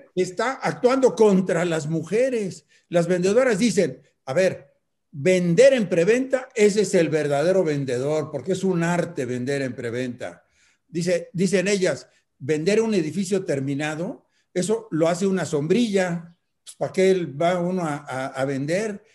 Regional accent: Mexico; como mexicano

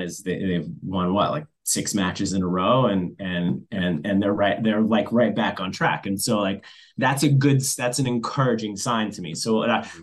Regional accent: New York, United States; being a New Yorker by blood

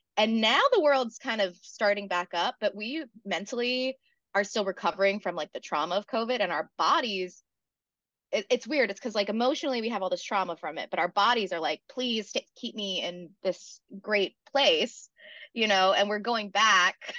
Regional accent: South Carolina, United States; moved away as an adult; now in New York City, United States; I'm from South Carolina originally, but I've been in New York City for almost ten years now

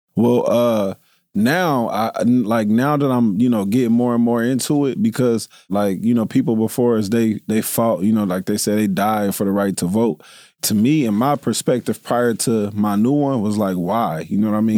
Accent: Dayton, Ohio, United States; I'm, I'm, I'm from Dayton

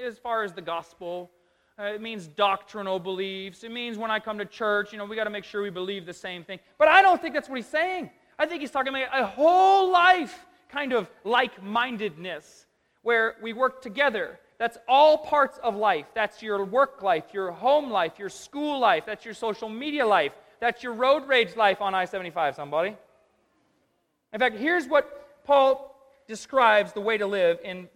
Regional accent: United States; I'm an American

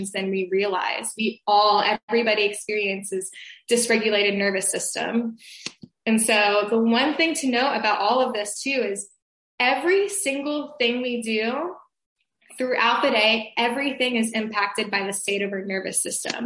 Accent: Atlanta, Georgia, United States; I am from Atlanta, Georgia

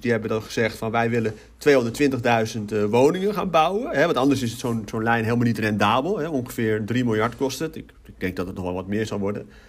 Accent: Utrecht, Netherlands; now in Maarssen, Netherlands; ik ben in Utrecht geboren, ik woon in Maarsen

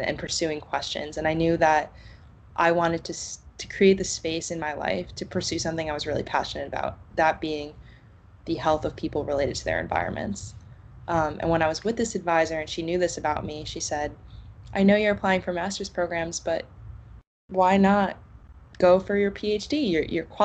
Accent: New York, United States; moved away as an adult; also born or lived in Connecticut; now in Boston, United States; I grew up in New York, right next to a power plant

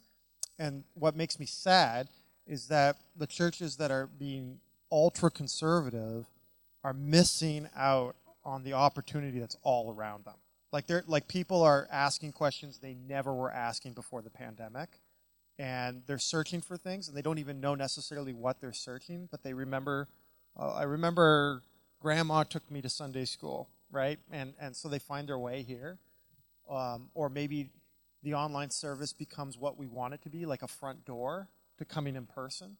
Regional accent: Canada; moved away as an adult; also born or lived in United States; now in Vancouver, Canada; being Canadian growing up, but working in the U.S. for 11 years and then coming back to Canada

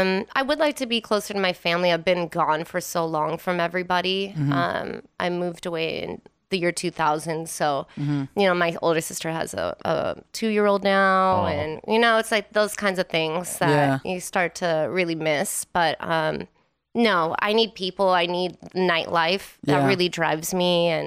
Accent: Wisconsin, United States; now in Las Vegas, United States; Yeah, I'm originally from Wisconsin.

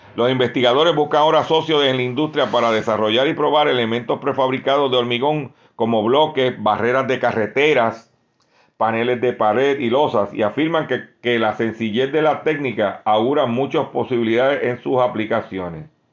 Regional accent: Lares, Puerto Rico; mi pueblo de Lares

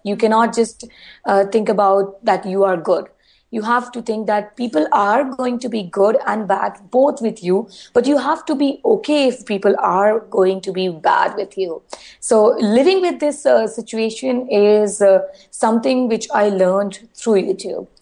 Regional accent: India; being an Indian girl

